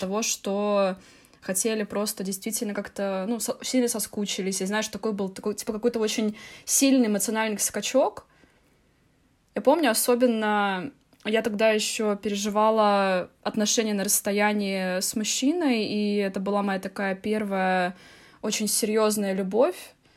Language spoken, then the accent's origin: Russian; Tallinn, Harju County, Estonia; я из города Таллин. Я из города Таллин, Эстония